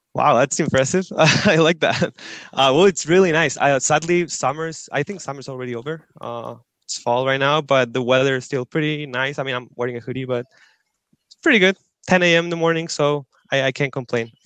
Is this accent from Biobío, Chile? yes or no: no; Antofagasta, Chile; moved away as an adult; now in Santiago, Chile; I'm originally from the north of Chile. I live there, a city called Antofagasta. Uh, I lived there all through high school, and then I moved to Santiago.